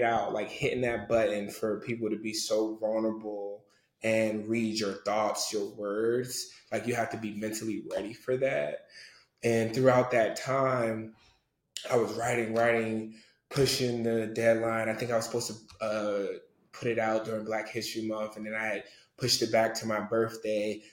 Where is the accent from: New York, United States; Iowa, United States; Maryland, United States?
Maryland, United States; Prince George's County; Being from a Nigerian from PG County